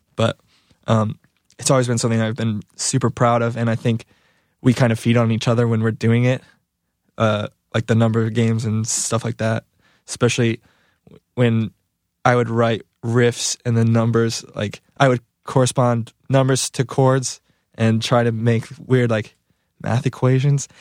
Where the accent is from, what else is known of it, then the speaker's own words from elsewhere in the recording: Valparaiso, Indiana, United States; now in Michigan, United States; I'm from Valparaiso